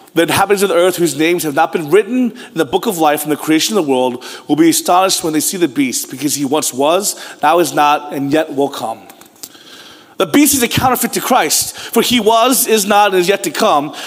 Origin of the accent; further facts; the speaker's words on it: United States; I was born in America